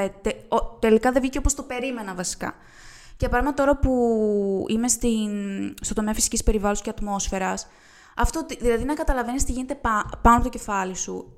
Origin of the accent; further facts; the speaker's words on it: Euboea, Central Greece, Greece; moved away as an adult; now in Thessaloniki, Greece; εγώ είμαι από την Εύβοια.